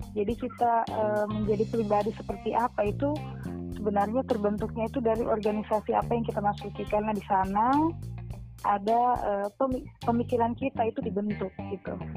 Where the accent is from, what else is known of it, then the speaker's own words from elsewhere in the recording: Lambunu, Central Sulawesi, Indonesia; now in Sigi, Indonesia; saya dari Pantai Timur, di Mutong, di Desa Lambunu